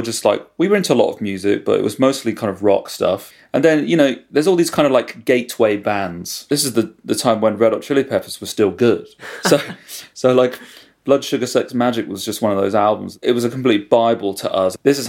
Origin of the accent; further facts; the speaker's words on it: Aylesbury, South East England, United Kingdom; also born or lived in London; Well, I was born in London, and then sort of our family just kind of moved around all over the place. Eventually settled in Buckinghamshire, and I went to school in Aylesbury.